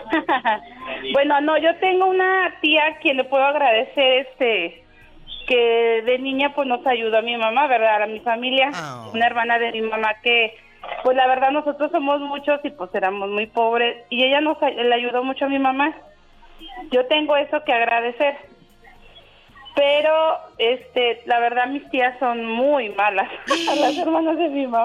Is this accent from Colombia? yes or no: no; León, Guanajuato, Mexico; now in Tijuana, Mexico; vivo en Tijuana, pero soy de León